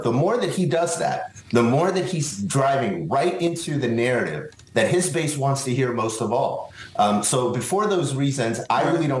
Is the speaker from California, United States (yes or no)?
yes; Los Angeles, California, United States; I'm from Los Angeles.